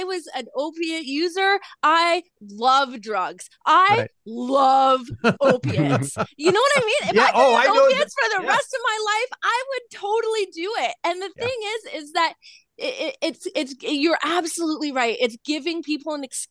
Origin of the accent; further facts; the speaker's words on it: Vancouver, British Columbia, Canada; I'm from Vancouver.